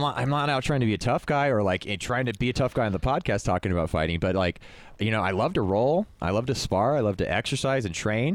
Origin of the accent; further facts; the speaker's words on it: Stockton, California, United States; growing up in Stockton